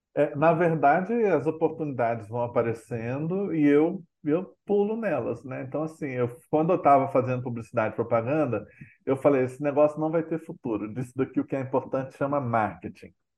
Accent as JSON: {"language": "Portuguese", "town": "Belo Horizonte", "region": "Minas Gerais", "country": "Brazil", "tie": "born or raised there", "also_born_or_lived": "Brasília", "moved": "as an adult", "said": "cresci em Belo Horizonte"}